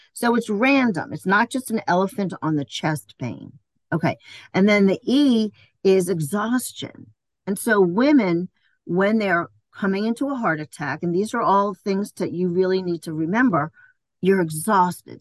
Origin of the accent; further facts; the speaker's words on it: New York City, New York, United States; moved away; also born or lived in Ocala, Florida / Maryland; I was born and raised in Queens Village